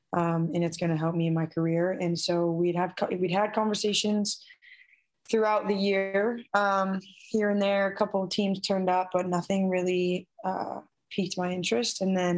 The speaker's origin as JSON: {"language": "English", "region": "Midwest", "country": "United States", "also_born_or_lived": "Portland", "moved": "yes", "lives_now": "San Diego, United States", "said": "I'm from the Midwest."}